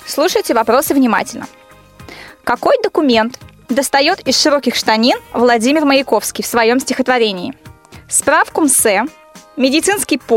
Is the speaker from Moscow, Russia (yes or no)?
no; Smolensk, Smolensk Oblast, Russia; звоню вам из Смоленска.